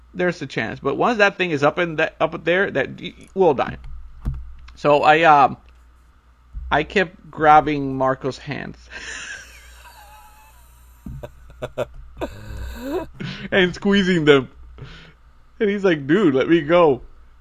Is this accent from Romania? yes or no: no; Puerto Rico; as true Puerto Ricans